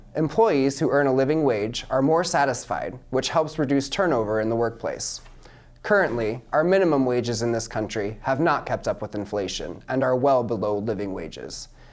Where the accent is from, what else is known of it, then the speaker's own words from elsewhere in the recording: Mount Pleasant, Iowa, United States; I'm 27 years old and I'm from Mount Pleasant, Iowa